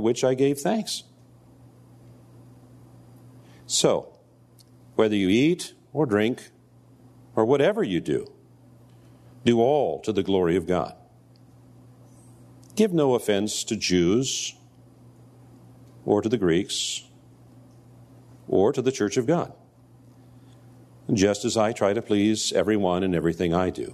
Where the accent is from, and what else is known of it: United States